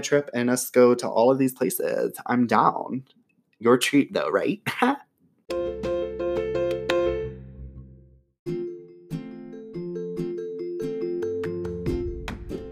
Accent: Florida, United States; also born or lived in Georgia, United States; now in North Carolina, United States; I grew up mainly in Florida and Georgia, like, now I live in North Carolina

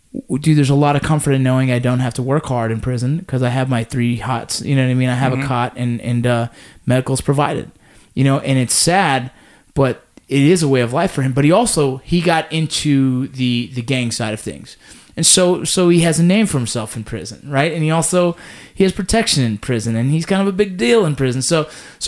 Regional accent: Los Angeles, California, United States; where I grew up

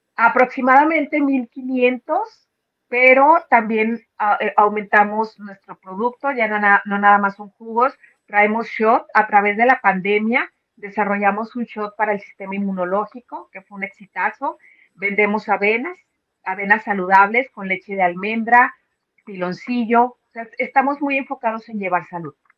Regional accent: León, Guanajuato, Mexico; moved away as an adult; now in United States; soy de León, Guanajuato, ahí se hace zapato

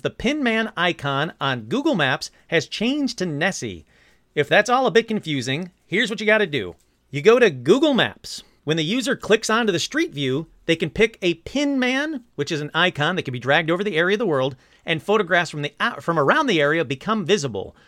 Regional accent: Michigan, United States; I'm from Michigan

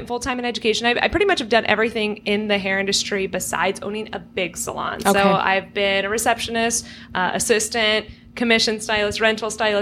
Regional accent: Orange County, California, United States; born and raised in Orange County, California, which is where we are right now

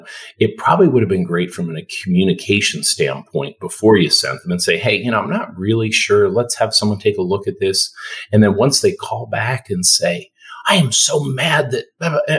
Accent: a couple hours north of Toronto, Ontario, Canada; moved away as an adult; also born or lived in Detroit, United States / Cleveland, United States; now in Texas, United States; I initially grew up in Canada, a couple hours north of Toronto

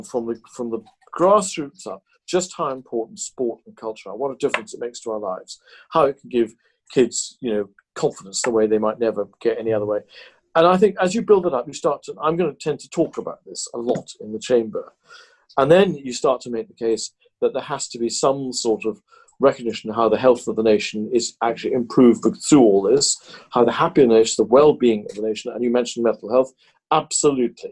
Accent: Tain, Scotland, United Kingdom; in my hometown of Tain, where the Glenmorangie is made

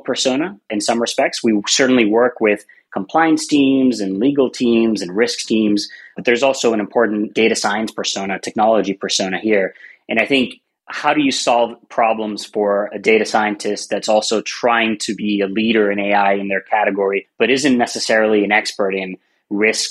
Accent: Puerto Rico; moved away; I'm originally from Puerto Rico, so we use both of our last names

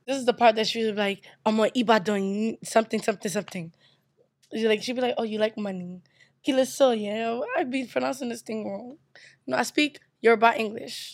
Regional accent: United States; also born or lived in Nigeria / Brooklyn; I was born in America.

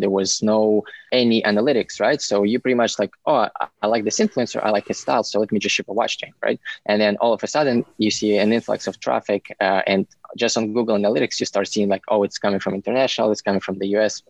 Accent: Ukraine; moved away as an adult; now in United States; I'm originally from Ukraine and I came 11 years ago for school

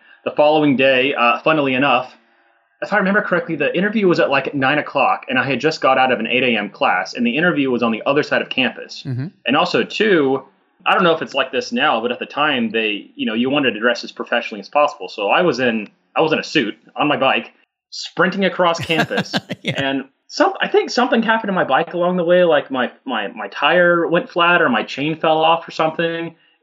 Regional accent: Atlanta, Georgia, United States; moved away as an adult; also born or lived in Detroit metro area; now in Detroit, United States; growing up in the Atlanta area

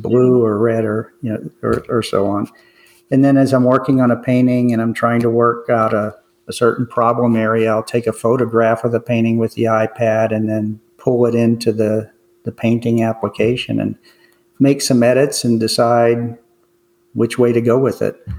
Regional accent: McKeesport, Pennsylvania, United States; grew up in a, a, suburb of Pittsburgh called McKeesport

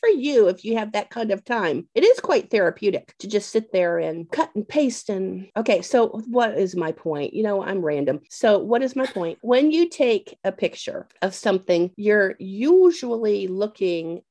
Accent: Canada; moved away; growing up in Canada

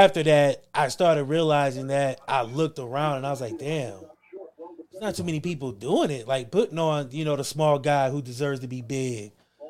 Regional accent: Ackerman, Mississippi, United States; Because, like I said, you know, we grew up in Ackerman.

